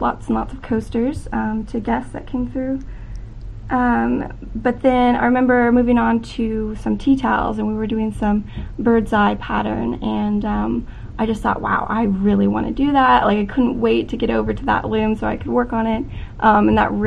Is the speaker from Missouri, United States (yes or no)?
yes; Branson, Missouri, United States; I am from Branson, Missouri